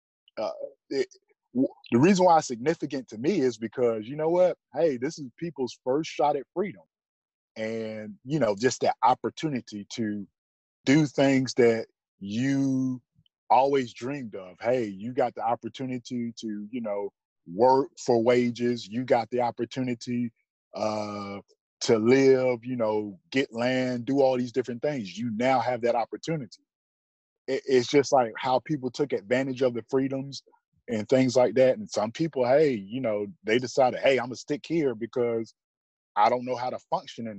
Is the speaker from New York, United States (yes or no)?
no; Athens, Georgia, United States; also born or lived in Monroe, Georgia; I was 5 years old when we moved to Athens